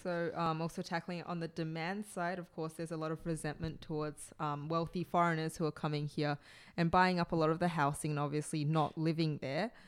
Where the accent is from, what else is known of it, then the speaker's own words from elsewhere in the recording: Australia; as an Australian